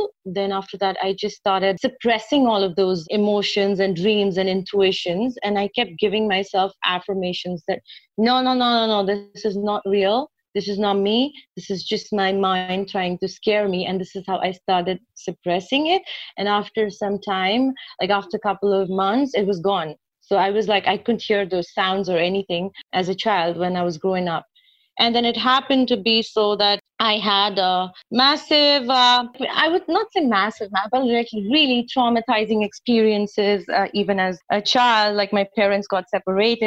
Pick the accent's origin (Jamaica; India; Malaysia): India; Nainital, Uttarakhand; moved away as an adult; also born or lived in United States; now in Nepal; later I went to school in Nainital. And then I was just there for like 13 years.